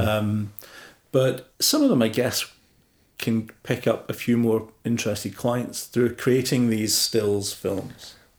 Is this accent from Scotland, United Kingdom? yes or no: yes; Motherwell, Scotland, United Kingdom; my hometown in Motherwell in Scotland